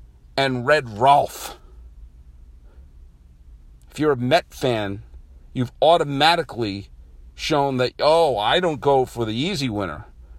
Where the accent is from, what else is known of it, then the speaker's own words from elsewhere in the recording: Missouri, United States; also born or lived in Illinois; I grew up in Missouri. I grew up in Southern Illinois.